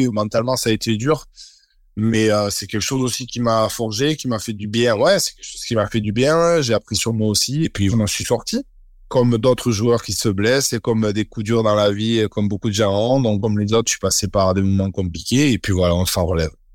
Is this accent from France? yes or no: yes; Bayonne, Nouvelle-Aquitaine, France; je suis né à Bayonne